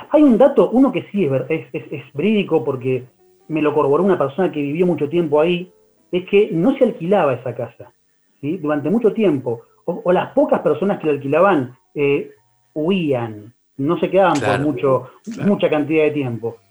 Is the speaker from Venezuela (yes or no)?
no; Buenos Aires, Argentina; somos los porteños